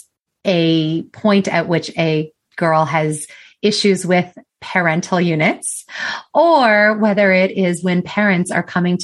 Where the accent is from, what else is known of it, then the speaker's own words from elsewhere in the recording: United States; I am from the United States. I don't know if you can tell by my accent